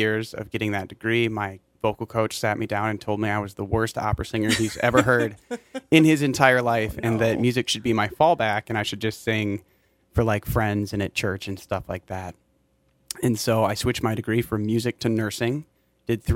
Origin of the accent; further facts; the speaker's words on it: Mankato, Minnesota, United States; now in St. Paul, United States; I grew up in Mankato, graduated from West in 2012